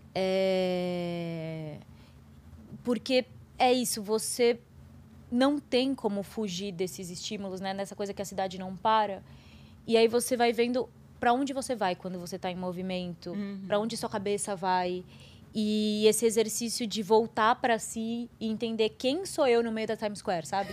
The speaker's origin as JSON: {"language": "Portuguese", "country": "Brazil", "tie": "born or raised there", "said": "país onde eu nasci, que 56% da população é preta"}